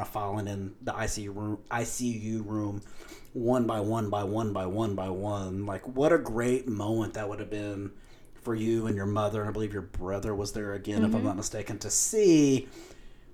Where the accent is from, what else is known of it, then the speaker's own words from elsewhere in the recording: Lubbock, Texas, United States; also born or lived in New Mexico; I'm from Lubbock. I've been in Lubbock my whole life.